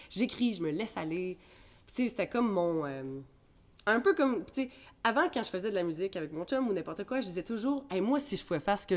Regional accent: Bermuda; born there; quand je retournais à mes sources, finalement, je suis née aux Bermudes.

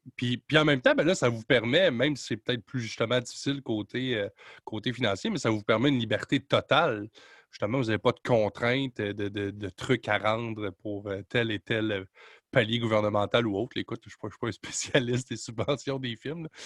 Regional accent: Quebec, Canada; chez nous au Québec

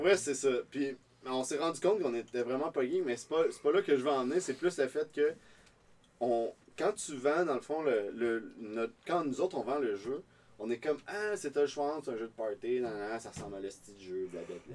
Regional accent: Quebec, Canada; je suis québécois

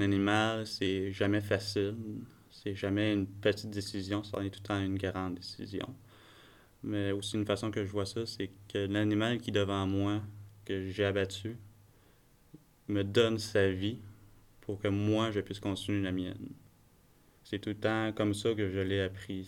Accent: Bas-Saint-Laurent, Quebec, Canada; also born or lived in Côte-Nord, Quebec; très jeune à mon âge, on, est revenu dans, dans la région du Bas-Saint-Laurent. Euh, puis depuis ce temps-là, depuis les 20 dernières années, on, est ici

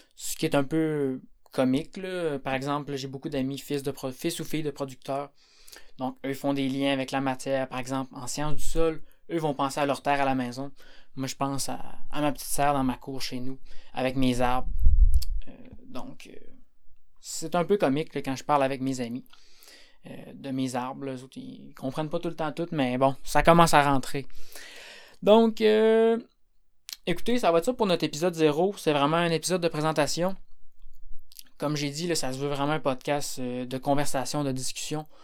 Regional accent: Quebec, Canada; moi je suis du Québec

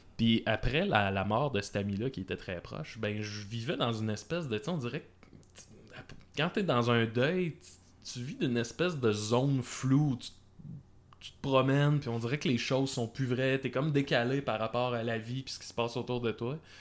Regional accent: Salaberry-de-Valleyfield, Quebec, Canada; Valleyfield, qui est, qui est ma ville natale

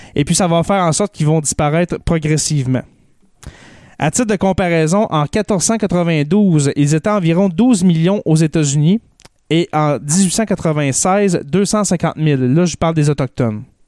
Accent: Témiscamingue, Quebec, Canada; on vient du même coin, toi, et moi, on vient du Témiscamingue.

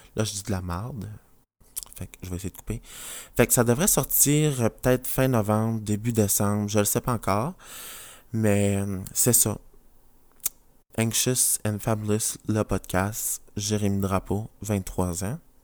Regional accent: New Brunswick, Canada; je viens du Nouveau-Brunswick, la province à côté du Québec

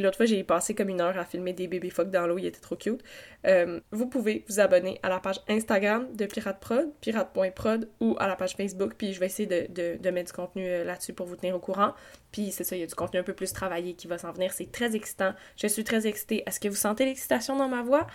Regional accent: Quebec, Canada; moved away; also born or lived in Eastern Townships, Quebec; je suis née au Québec

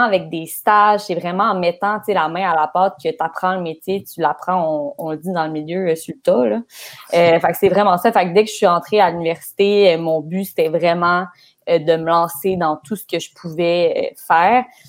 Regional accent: Laval, Quebec, Canada; je viens de Laval

